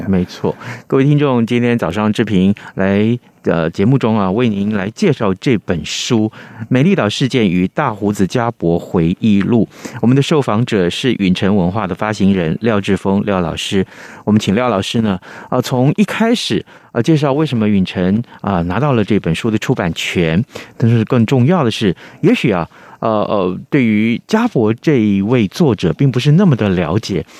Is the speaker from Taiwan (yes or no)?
yes; Taiwan; 我就是台湾人